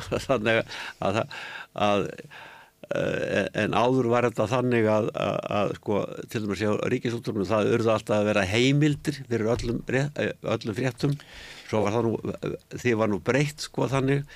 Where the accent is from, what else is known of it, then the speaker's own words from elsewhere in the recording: Reykjavík, Capital Region, Iceland; ég var alveg upp á Eilskotunni hérna Eilskotu 30